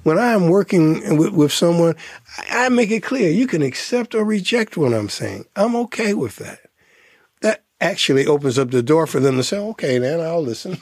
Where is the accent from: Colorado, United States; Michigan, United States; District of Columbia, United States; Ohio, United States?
Michigan, United States; Detroit; also born or lived in Ann Arbor; I'm from Detroit, I went, lived in Ann Arbor.